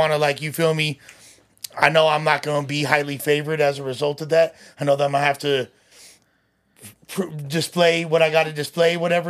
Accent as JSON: {"language": "English", "town": "Los Angeles", "region": "California", "country": "United States", "tie": "born or raised there", "said": "I grew up in the West Side. I'm from West Los, Puerto Vida's way."}